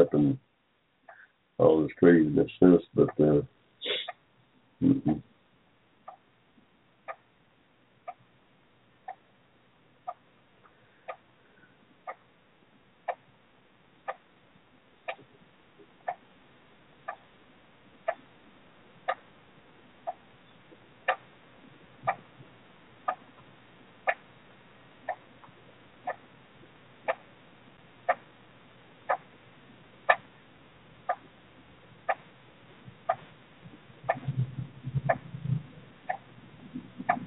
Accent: Georgia, United States; also born or lived in Barberton, Ohio; I was born here in Georgia in 1945 in the middle of a cotton field

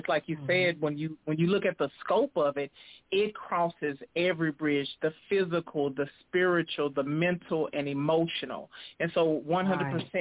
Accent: Dallas, Texas, United States; moved away as an adult; now in Texarkana, United States; I am originally from Dallas, Texas, and I relocated to Texarkana, Texas about 4 years ago

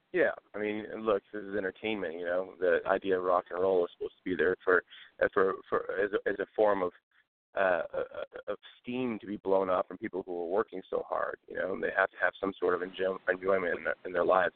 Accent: Port Huron, Michigan, United States; moved away as an adult; also born or lived in Texas / Detroit, Michigan; I was born in Port Huron, Michigan, which is about 45 minutes north of Detroit.

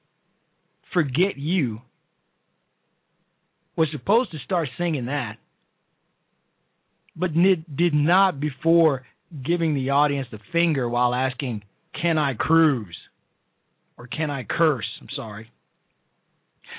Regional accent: Chicago, Illinois, United States; Chicago, my hometown

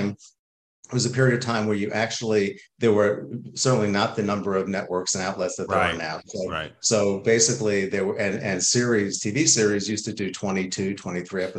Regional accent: New York, United States; moved away as an adult; also born or lived in Boston; now in Los Angeles, United States; I'm from New York originally

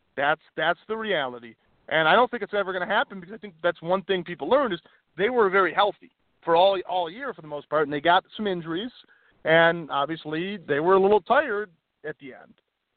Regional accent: Cleveland, Ohio, United States; accent: Cleveland; is my Cleveland accent

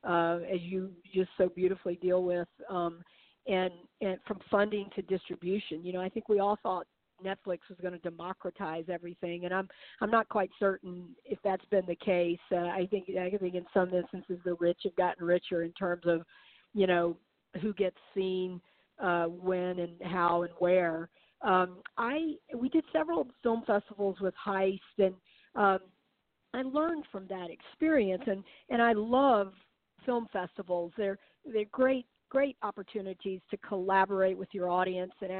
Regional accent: the South, United States; memoir of mine growing up in the South

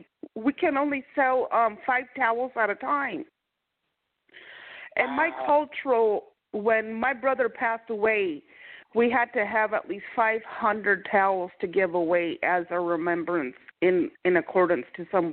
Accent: Makah, Washington, United States; I'm Native American. I'm Macaw.

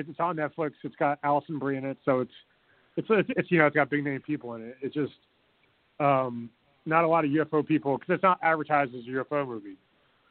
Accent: United States; we're American

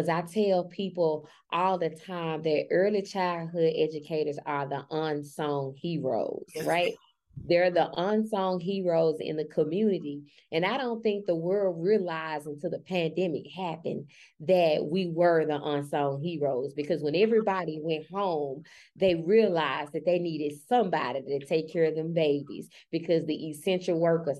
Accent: Memphis, Tennessee, United States; I'm from Memphis, Tennessee. I grew up in with my grandparents. My grandparents raised me

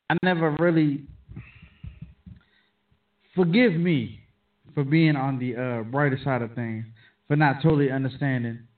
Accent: Still Meadows, Maryland, United States; I grew up in Stone Meadows.

